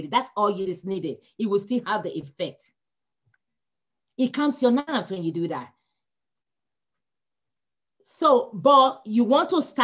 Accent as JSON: {"language": "English", "country": "Nigeria", "moved": "yes", "said": "come from Nigeria. We don't have winter."}